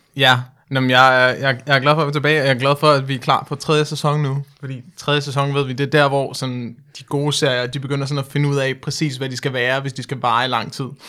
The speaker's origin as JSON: {"language": "Danish", "country": "Denmark", "also_born_or_lived": "United States"}